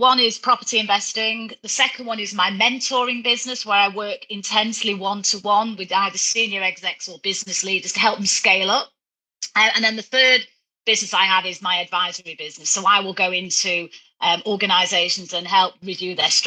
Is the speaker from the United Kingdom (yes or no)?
yes; Manchester, North West England, United Kingdom; I grew up in Manchester, you know, from a very working class family